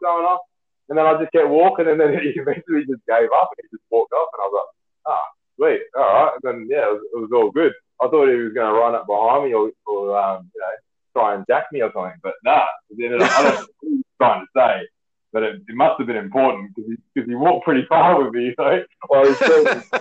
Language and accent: English; Western Australia, Australia; I was from Australia